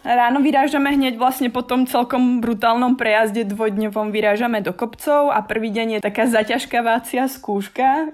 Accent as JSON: {"language": "Slovak", "area": "High Tatras", "region": "Prešov Region", "country": "Slovakia", "moved": "yes", "lives_now": "Prague, Czech Republic", "said": "pochádzam z Vysokých Tatier"}